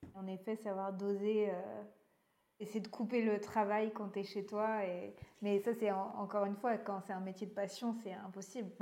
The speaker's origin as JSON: {"language": "French", "area": "Breton", "region": "Brittany", "country": "France", "said": "c'est en tant que bretonne"}